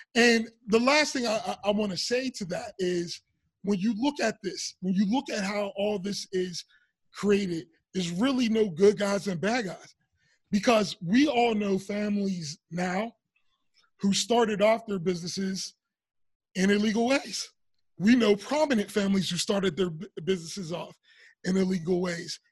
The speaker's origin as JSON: {"language": "English", "town": "Pittsburgh", "region": "Pennsylvania", "country": "United States", "tie": "born or raised there", "moved": "as an adult", "said": "we grew up in Pittsburgh"}